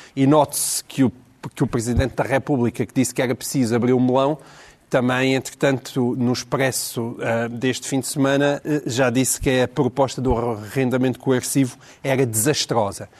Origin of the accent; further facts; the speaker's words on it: Portalegre, Alentejo, Portugal; Eu sou de Porto Alegre